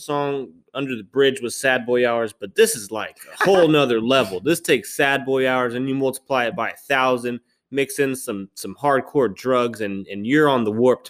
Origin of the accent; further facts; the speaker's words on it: Charlotte, North Carolina, United States; I'm from Charlotte, North Carolina.